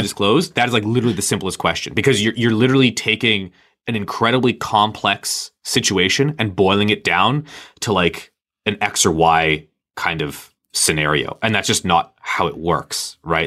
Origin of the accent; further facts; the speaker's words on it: Canada; I'm Canadian